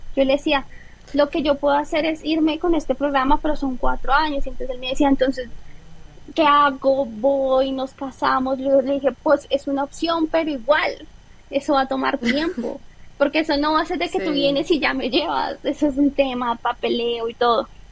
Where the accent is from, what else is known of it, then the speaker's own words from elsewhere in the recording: Colombia; moved away as an adult; nosotros como colombianos la visa siempre es un tema complicado